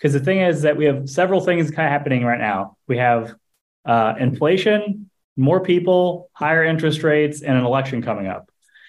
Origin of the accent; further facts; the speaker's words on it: St. Louis, Missouri, United States; also born or lived in Fort Lauderdale, Florida; now in South Florida, United States; I was born in Fort Lauderdale, raised in St. Louis, Missouri